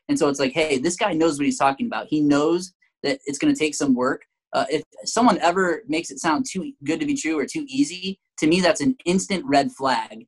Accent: Michigan, United States; moved away; Emily and I are from Michigan. Uh, we were both born and raised in Michigan

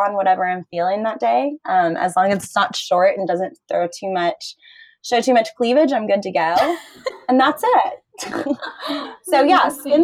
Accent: Florida, United States; I grew up in Florida

